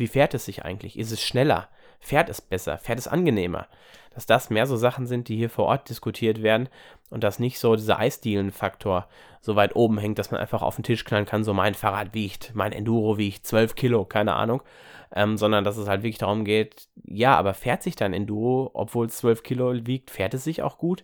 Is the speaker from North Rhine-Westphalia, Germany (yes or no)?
yes; Ruhr area, North Rhine-Westphalia, Germany; komme ich auch aus der Gegend hier aus dem Ruhrgebiet